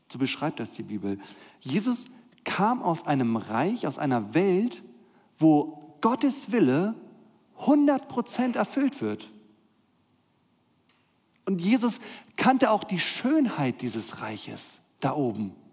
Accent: Northern Germany, Germany; Ich bin ja in Norddeutschland aufgewachsen. Ihr hört keinen Akzent in meiner Stimme.

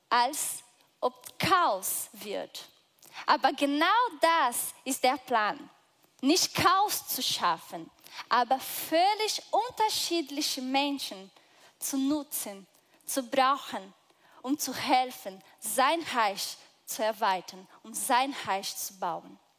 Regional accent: Brazil; Ich bin Brasilianerin. Ich komme aus einem total anderen Teil der Welt.

